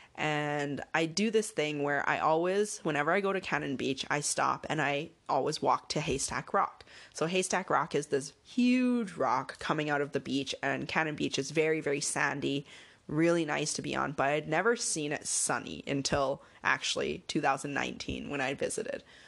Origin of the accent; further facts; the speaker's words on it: Canada; I'm Canadian